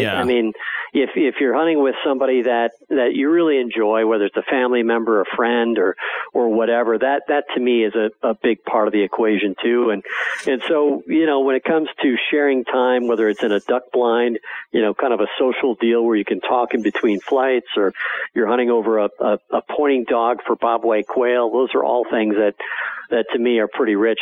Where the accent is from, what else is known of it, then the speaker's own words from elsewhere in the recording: Wisconsin, United States; When I grew up in Wisconsin as a as a farm kid